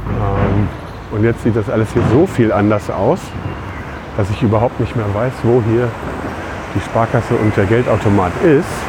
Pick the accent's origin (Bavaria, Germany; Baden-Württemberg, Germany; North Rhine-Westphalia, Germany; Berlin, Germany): North Rhine-Westphalia, Germany; Lüdenscheid; now in Schüttorf, Germany; in meiner Geburtsstadt Lüdenscheid